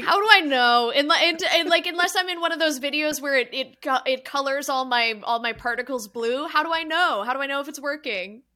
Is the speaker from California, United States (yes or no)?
yes; California, United States; My home state is California